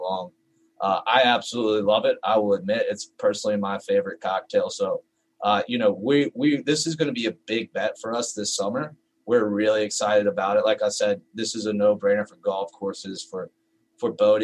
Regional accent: North Carolina, United States; moved away; I'm from North Carolina. When I moved up here

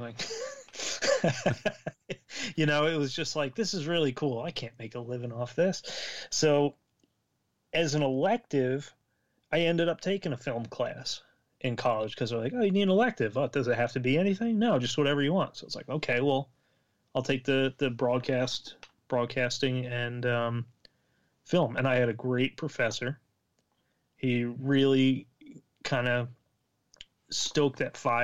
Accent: Central New Jersey, United States; I'm from Central New Jersey

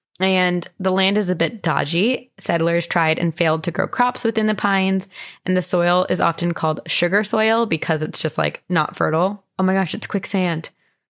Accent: New Jersey, United States; accent: Jersey; moved away; my home state of New Jersey

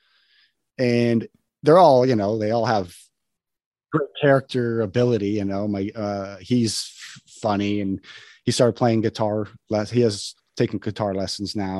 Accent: New Mexico, United States; also born or lived in Wyoming; now in Los Angeles, United States; I grew up on a ranch in Wyoming. And then I moved to New Mexico, which was where my family was originally from

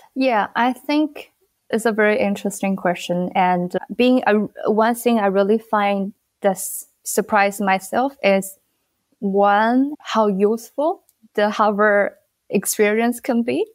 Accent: China; moved away as an adult; now in Bangladesh; Originally, I'm from China

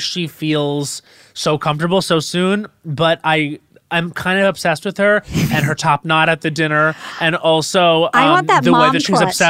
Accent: Islip, New York, United States; I'm from Suffolk County, so I'm from Islip, but I grew up on the South Shore

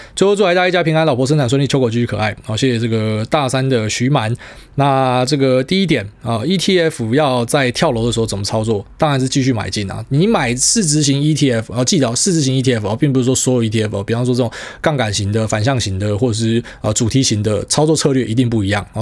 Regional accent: Miaoli County, Taiwan; 我不会有那种什么苗栗人的自卑感

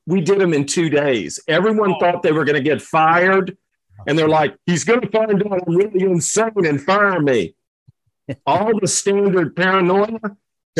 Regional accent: Virginia, United States; I'm from Virginia. I grew up in Virginia. My dad was an educator, so we moved many times growing up.

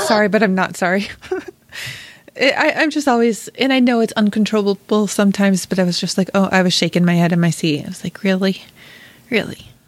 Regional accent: Rochester, New York, United States; moved away as an adult; also born or lived in Chicago; I was also born and raised in Rochester, New York.

